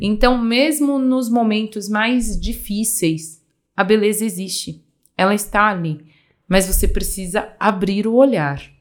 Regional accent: Minas Gerais, Brazil; da terra, né, onde eu nasci, que é uma terra realmente banhada por belezas, Minas Gerais tem muitas cachoeiras

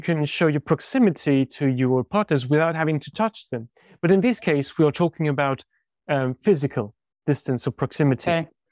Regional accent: France

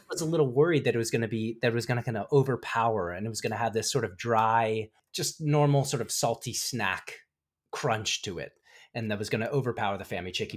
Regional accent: Frederick, Maryland, United States; my hometown of Frederick, Maryland

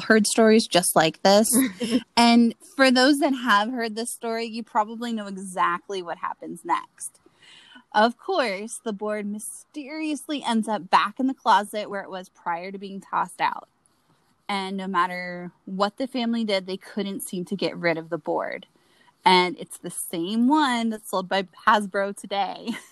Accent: Florida, United States; you and I grew up in Florida

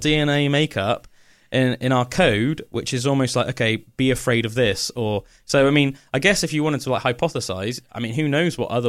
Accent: United Kingdom; But even as like British people, that, you know, our ancestors have been living here for thousands of years, most likely, we still do it.

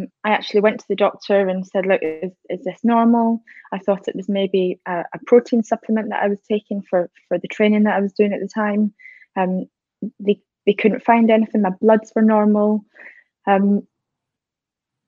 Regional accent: Scotland, United Kingdom; now in High Wycombe, United Kingdom; I'm originally from Scotland, but living down in High Wycombe at the minute

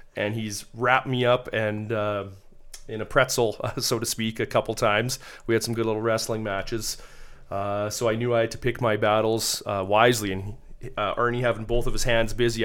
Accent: Calgary, Alberta, Canada; I'm from Calgary

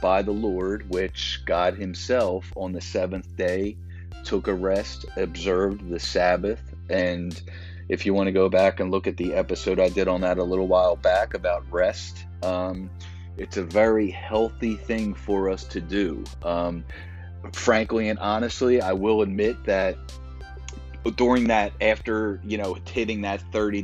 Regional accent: Philadelphia, Pennsylvania, United States; growing up in Philadelphia

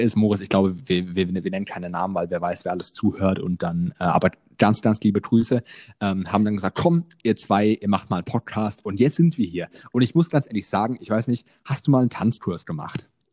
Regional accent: near Frankfurt, Hesse, Germany; Ich komme ähm, aus Hessen, äh, in der Nähe von Frankfurt

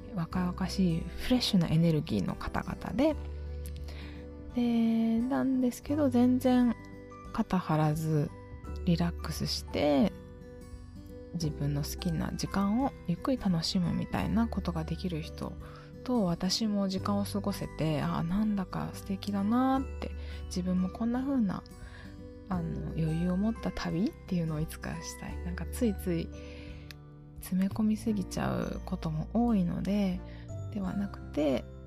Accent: Osaka, Japan; 地元の大阪

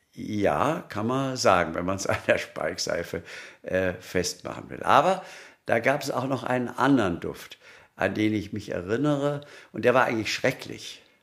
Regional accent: Munich, Bavaria, Germany; als Münchner

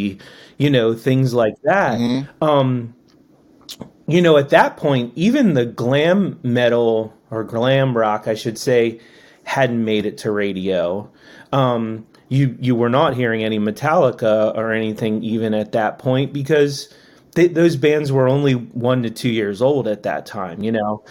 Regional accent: Annapolis, Maryland, United States; I grew up in Annapolis

